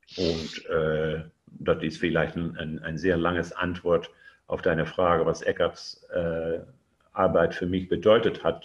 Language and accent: German; Netherlands; German is a second language; ich lebe in Holland und äh, ja, ich, ich, bin, ich bin auch Holländer